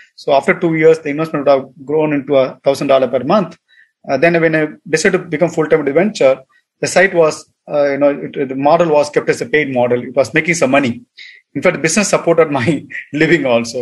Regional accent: Tamil Nadu, India; moved away as an adult; also born or lived in United States; I'm from Tamil Nadu

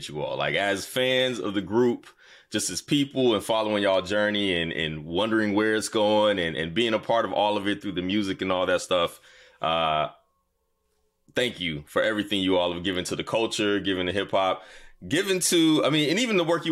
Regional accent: the South, United States; I'm a Southerner, by the way. I'm from down south.

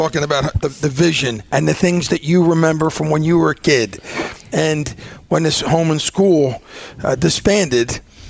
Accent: Philadelphia, Pennsylvania, United States; I grew up in East Falls

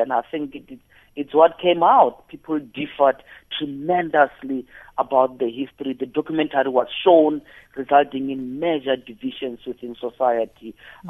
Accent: Limpopo, South Africa; born there; I was born in Limpopo, so I'm still getting a little bit.

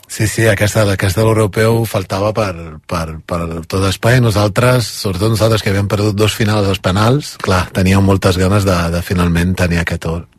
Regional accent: Brazil; now in Spain; Soc brasiler espanyol, les dues coses

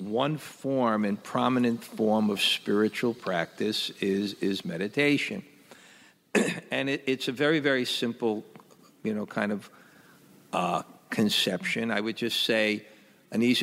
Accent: New York City, New York, United States; when I was young, and I grew up in Brooklyn

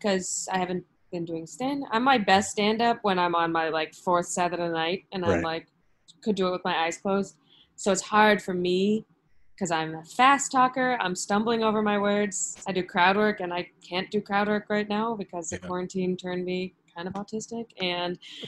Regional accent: Buffalo, New York, United States; moved away as an adult; now in New York City, United States; I'm originally from upstate. I'm from Buffalo

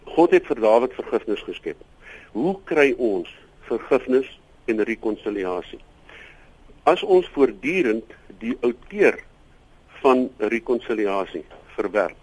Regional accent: South Africa; As ek moet praat as as Afrikaner

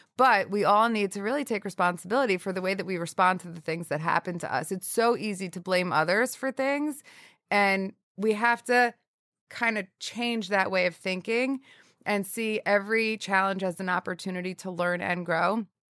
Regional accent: northern New Jersey, United States; also born or lived in Syracuse / Hoboken; I grew up in northern New Jersey

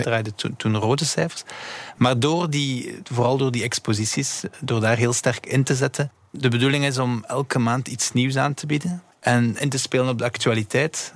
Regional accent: Belgium; we zijn Belgen

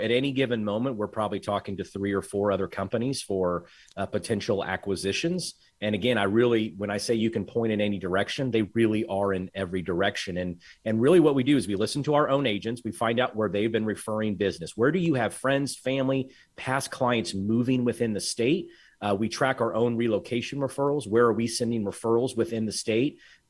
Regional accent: Tyler, Texas, United States; We've always wanted to live in further east because we're from Tyler originally.

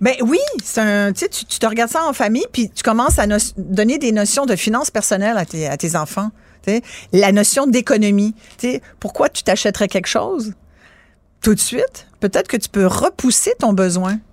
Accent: Mont-Saint-Hilaire, Quebec, Canada; also born or lived in France; Ils ont loué une terre chez un agriculteur euh, à, à Saint-Hilaire, au pied du mont Saint-Hilaire

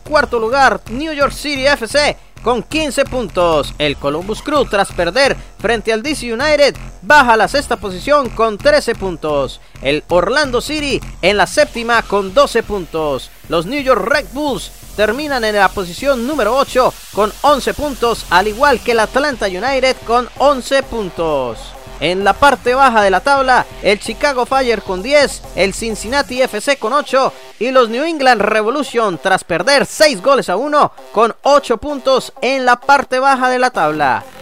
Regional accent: Colombia; moved away; el Colombiano

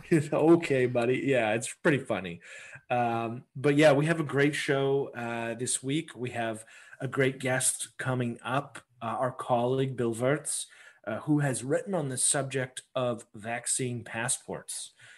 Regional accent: Canada; as a Canadian

